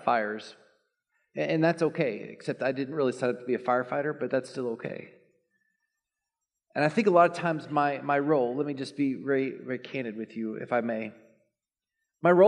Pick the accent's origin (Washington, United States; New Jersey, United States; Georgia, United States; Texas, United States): Texas, United States; Dallas; I grew up in Dallas